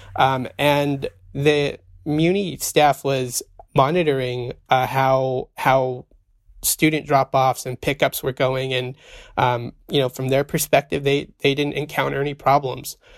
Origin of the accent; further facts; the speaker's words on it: Central Valley, California, United States; also born or lived in Arizona; I was born in the Central Valley, raised in the Central Valley